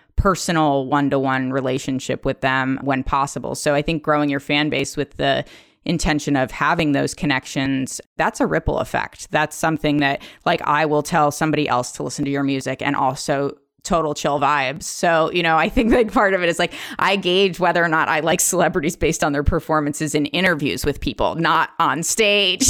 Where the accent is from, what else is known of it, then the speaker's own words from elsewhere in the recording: Philadelphia, Pennsylvania, United States; now in Seattle, United States; I grew up in the suburbs of Philadelphia